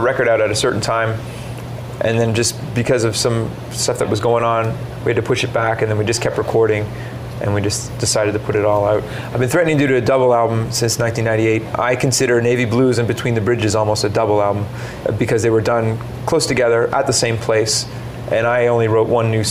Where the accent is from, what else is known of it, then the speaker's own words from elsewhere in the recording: Halifax, Nova Scotia, Canada; we grew up in Halifax